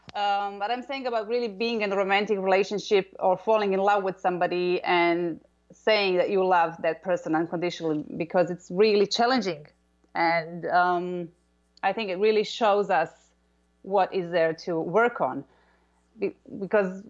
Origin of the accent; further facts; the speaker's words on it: Croatia; I'm from Croatia